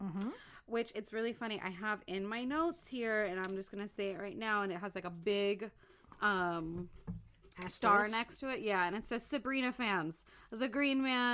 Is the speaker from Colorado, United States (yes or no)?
no; Los Angeles, California, United States; born and raised in Los Angeles